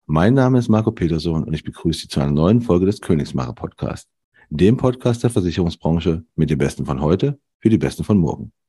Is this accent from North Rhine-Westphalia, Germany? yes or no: no; Saarbrücken, Saarland, Germany; Ich komme aus Saarbrücken, ja.